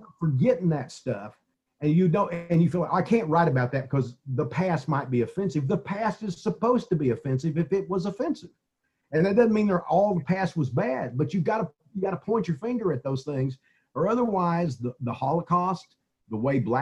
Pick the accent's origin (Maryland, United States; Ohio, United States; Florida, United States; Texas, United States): Texas, United States; East; I grew up in East Texas and I grew up in the 50s and 60s